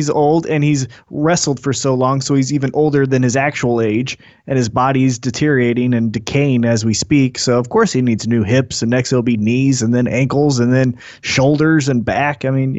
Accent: United States; As American

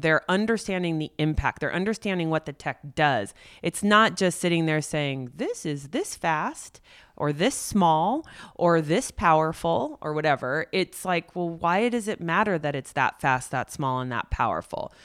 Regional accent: Silicon Valley, California, United States; I grew up as an only child looking at my mom going to work every day in Silicon Valley

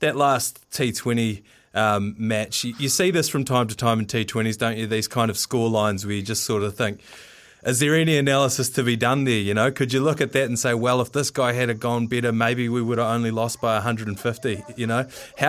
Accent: Waimate, Canterbury, New Zealand; I myself, South Canterbury, myself, I'm from Waimate, so just up the road there.

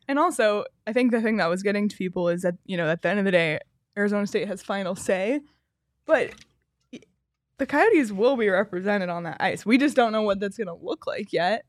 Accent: Canada; I'm saying this as the Canadian on the show

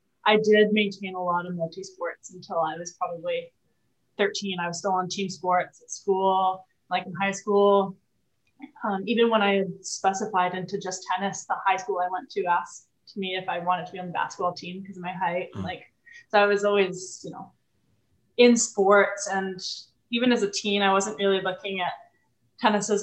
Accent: Vancouver, British Columbia, Canada; moved away as an adult; also born or lived in Toronto / Montreal; raised my brother and I in Vancouver

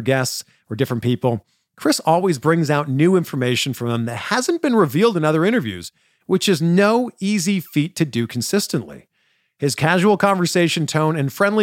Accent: Toronto, Ontario, Canada; I'm from Toronto.

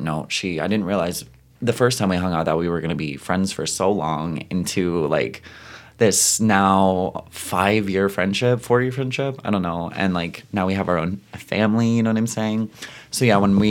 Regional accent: Ottawa, Ontario, Canada; I am from Ottawa

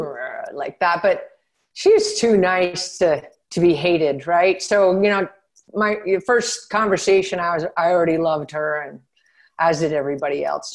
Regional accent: Seattle, Washington, United States; moved away as an adult; also born or lived in Santa Clara, California / Orlando, Florida; I grew up in Seattle. I lived in near Santa Clara, California until like age, whatever, however old you are when you go into third grade. And then lived in Seattle until it was time to go to college.

